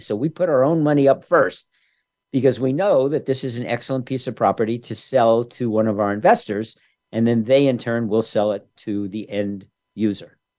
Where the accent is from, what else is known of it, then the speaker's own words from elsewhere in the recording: New York, United States; When I was growing up in New York back in the '60s